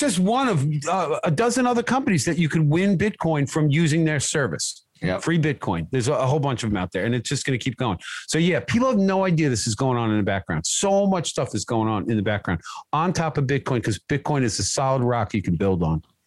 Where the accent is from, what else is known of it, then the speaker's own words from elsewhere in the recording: United States; I grew up in America